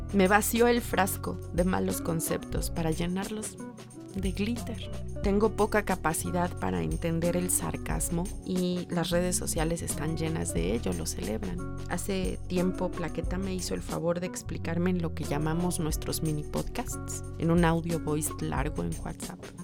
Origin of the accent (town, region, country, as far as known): Mexico